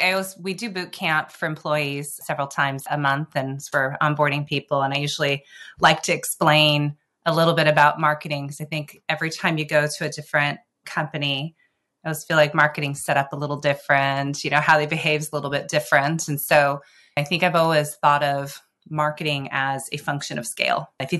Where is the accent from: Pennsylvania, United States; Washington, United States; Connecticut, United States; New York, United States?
Washington, United States; Seattle; Growing up in Seattle, I think I was going between something coffee-related or tech-related